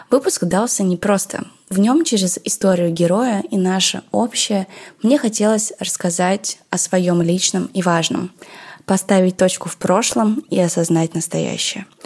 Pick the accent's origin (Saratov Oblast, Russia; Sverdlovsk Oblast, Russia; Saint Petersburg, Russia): Sverdlovsk Oblast, Russia; Yekaterinburg; …, как и я, из Екатеринбурга. Поэтому я решила поговорить с ней о городе нашего детства.